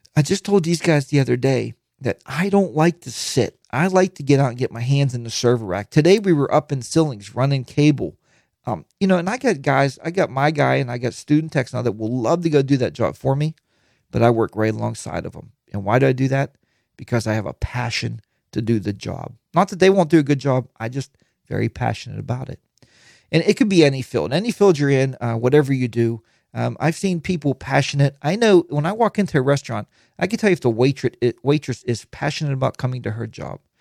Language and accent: English; Pittsburgh, Pennsylvania, United States; I'm from Pittsburgh.